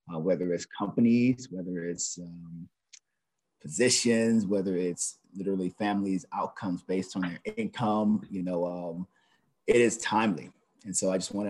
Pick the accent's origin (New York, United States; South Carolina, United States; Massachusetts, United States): South Carolina, United States; Charleston; moved away as an adult; now in Washington, D.C., United States; I'm originally from Charleston, South Carolina